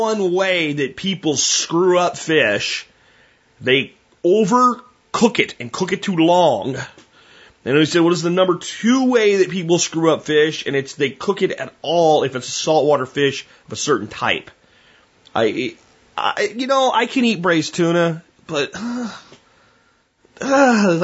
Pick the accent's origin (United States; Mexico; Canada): United States; as an American